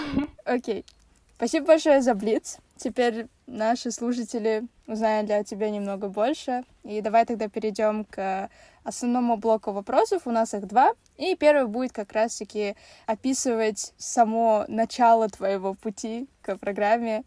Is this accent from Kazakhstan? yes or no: yes; Kazakhstan; в нашем Казахстане